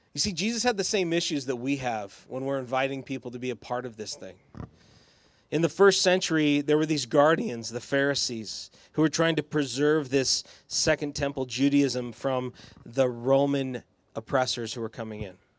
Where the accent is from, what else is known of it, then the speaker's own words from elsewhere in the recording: Boise, Idaho, United States; I grew up in the West Bench in the nineties, and then I went to Eagle High School